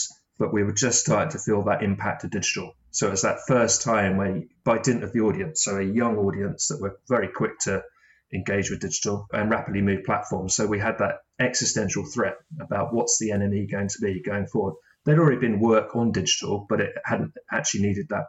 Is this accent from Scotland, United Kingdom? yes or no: no; Brighton, South East England, United Kingdom; also born or lived in Manchester; I went back to my hometown of Brighton